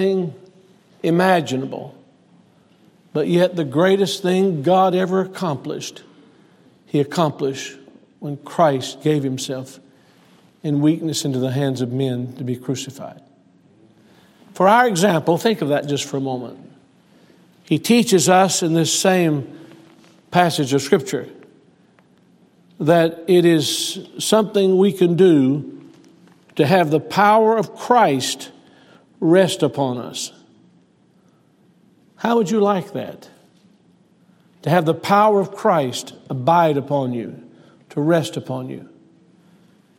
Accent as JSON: {"language": "English", "town": "Selma", "region": "Alabama", "country": "United States", "tie": "born or raised there", "moved": "yes", "said": "I was born in Selma, Alabama, to Preston Sexton"}